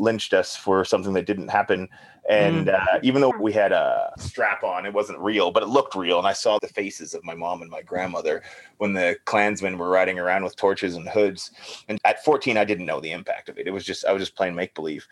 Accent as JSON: {"language": "English", "town": "St. Albert", "region": "Alberta", "country": "Canada", "tie": "born or raised there", "said": "I grew up in St. Albert"}